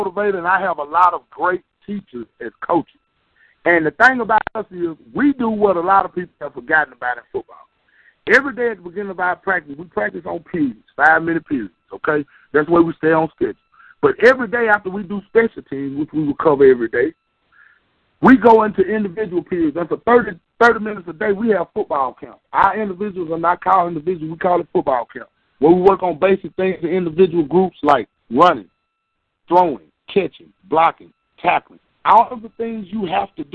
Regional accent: the South, United States; I'm from the South

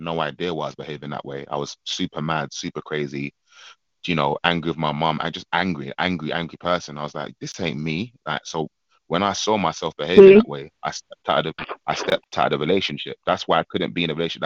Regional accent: United Kingdom; I'm British. My mom's Jamaican. My dad's Nigerian

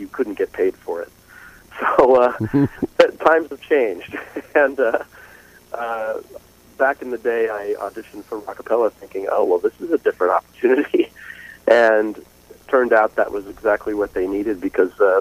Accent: New York, United States; I'm from New York State

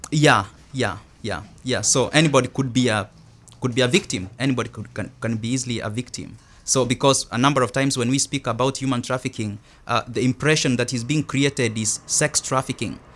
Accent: Kenya; moved away as an adult; now in United States; I'm originally from Kenya

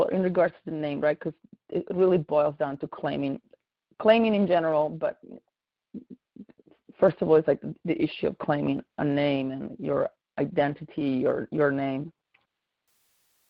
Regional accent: Italy; now in United States; I'm originally from Italy.

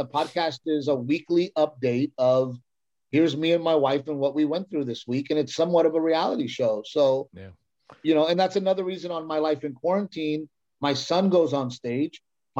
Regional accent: United States; I'm Mexican American

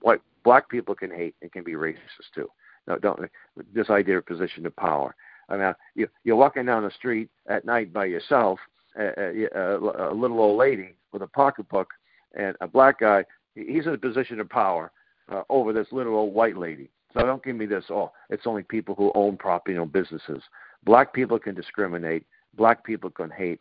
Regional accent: Boston, Massachusetts, United States; growing up in Boston during the height of forced busing

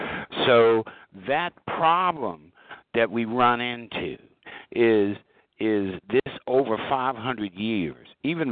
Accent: Washington, District of Columbia, United States; I was born here in America, in Washington, D.C. I can speak French from a military standpoint. It's not pretty, but I can speak Spanish from a military standpoint. I can speak Hindu. I can speak Farsi.

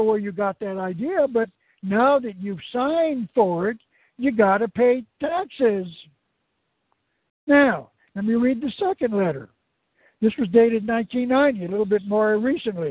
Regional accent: Arizona, United States; moved away; also born or lived in California / Oregon; I was born in Arizona, one of the 50 states of America

